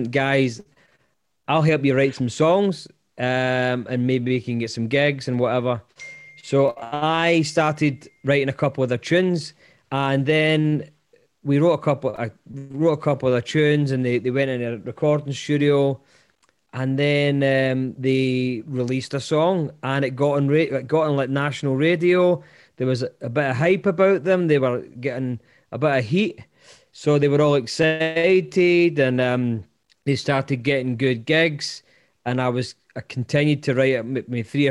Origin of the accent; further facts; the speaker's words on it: Wishaw, Scotland, United Kingdom; also born or lived in Lanark; we were raised in a place called Wishaw